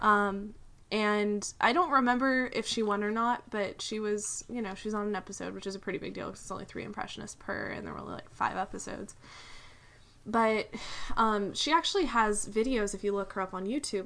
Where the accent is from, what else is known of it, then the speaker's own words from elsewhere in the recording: United States; as an American